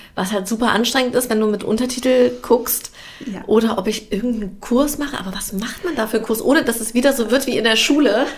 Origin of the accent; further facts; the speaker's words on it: Germany; ich bin ja in Deutschland geboren und aufgewachsen